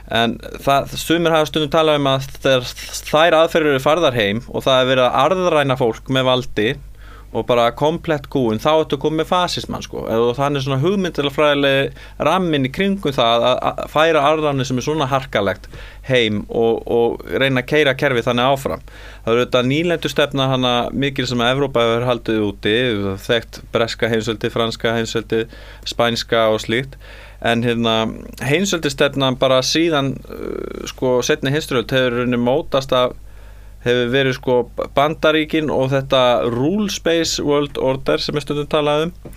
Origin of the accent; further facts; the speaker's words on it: Iceland; við erum sko Íslandingar